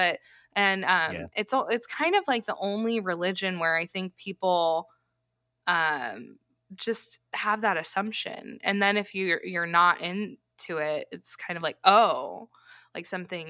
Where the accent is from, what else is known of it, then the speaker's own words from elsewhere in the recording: California, United States; now in Midwest, United States; I live in the Midwest now, and we're from California.